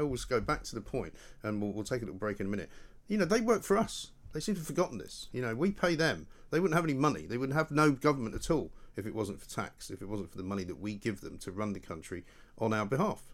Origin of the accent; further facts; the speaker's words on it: Scotland, United Kingdom; I'm from Scotland